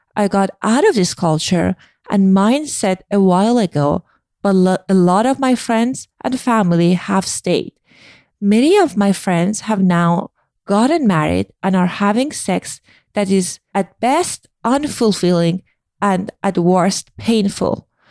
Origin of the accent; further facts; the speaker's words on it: Iran; moved away; I grew up in Iran